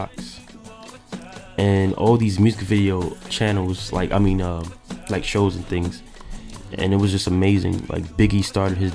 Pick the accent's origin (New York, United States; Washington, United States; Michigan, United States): New York, United States; New York City; I'm from Brooklyn, born and raised